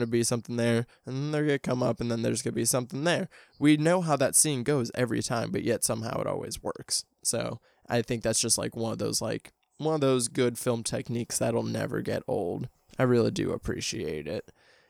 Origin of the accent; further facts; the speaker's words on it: Midwest, United States; I mean, I'm from the Midwest as well. So like, I definitely like know those towns that are like that.